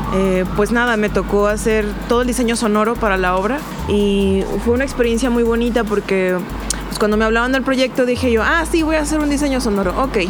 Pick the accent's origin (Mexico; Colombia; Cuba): Mexico; Ensenada, Baja California; moved away as an adult; now in Guadalajara, Mexico; cuando recién llegué a Guadalajara, este, soy, de, soy de Ensenada, soy de La Baja